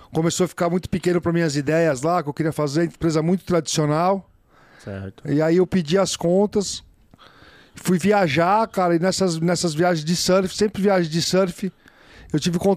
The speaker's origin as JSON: {"language": "Portuguese", "region": "São Paulo", "country": "Brazil", "tie": "born there", "said": "Eu nasci no bairro do Sumaré, ali perto da entrada do Canal 4."}